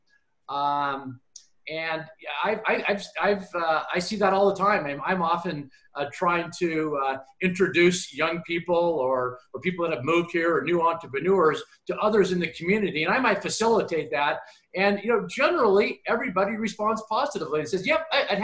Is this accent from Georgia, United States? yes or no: no; Spokane, Washington, United States; I grew up in Spokane